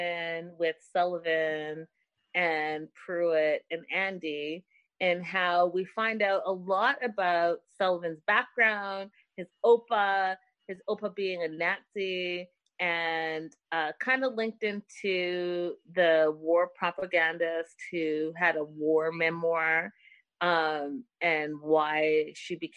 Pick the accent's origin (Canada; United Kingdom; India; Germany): India; now in United States; me being Indian